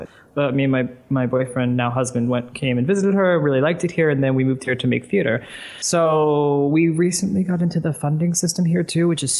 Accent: Philadelphia, Pennsylvania, United States; I'm from Philadelphia

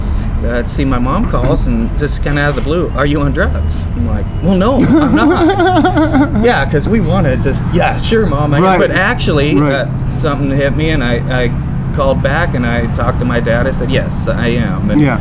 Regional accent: Washington, United States; moved away; So I'm originally from Washington State

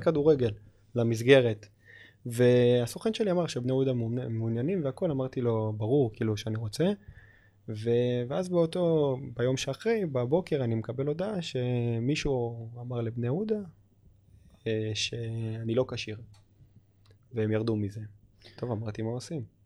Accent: Israel; המדינה שלי, שאני אוהב, שאני גדלתי בה

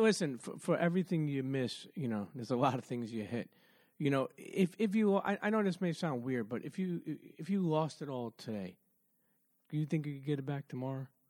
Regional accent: New York City, New York, United States; also born or lived in Bensonhurst, Brooklyn; I grew up in Coney Island in Brooklyn. Then we moved to Bensonhurst.

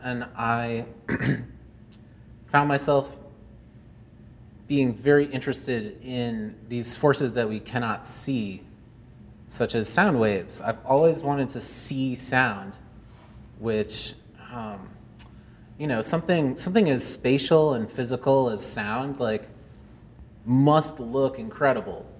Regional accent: Belmont, United States; now in Cleveland, United States; I grew up in Belmont, and now I live in Cleveland, Ohio

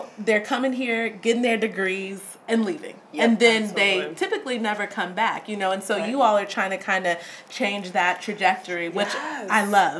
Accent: the South, United States; now in Syracuse, United States; Y'all know I'm from the South.

